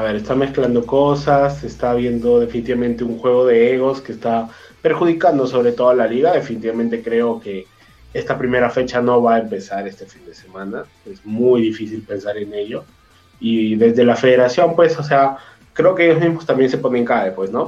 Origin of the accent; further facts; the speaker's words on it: Peru; uno como peruano